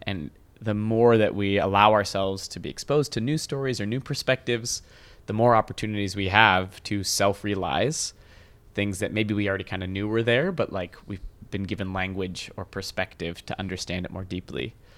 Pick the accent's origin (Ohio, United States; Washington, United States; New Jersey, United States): Washington, United States; I grew up mostly in Washington State